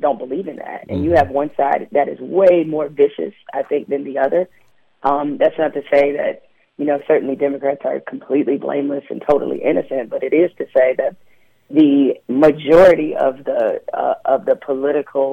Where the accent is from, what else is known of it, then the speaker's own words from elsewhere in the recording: Detroit, Michigan, United States; also born or lived in East Lansing, Michigan; I was raised in Detroit and grew up at Michigan State